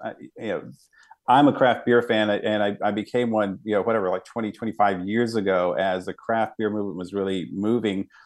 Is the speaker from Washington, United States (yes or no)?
no; Dallas, Texas, United States; I grew up in West Dallas, um, you know, to the Oak Cliff area